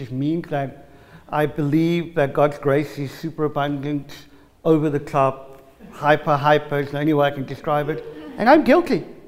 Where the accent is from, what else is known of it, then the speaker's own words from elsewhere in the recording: South Africa; I'm South African